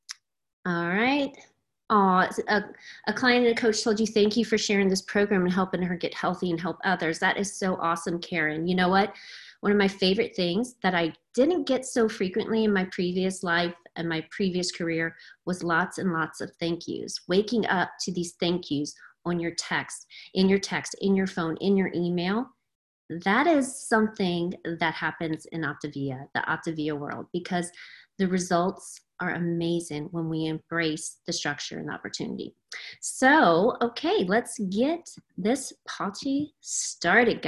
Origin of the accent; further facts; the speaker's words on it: Louisiana, United States; moved away as an adult; now in Cave Creek, United States; I am in Cave Creek, Arizona, originally from Louisiana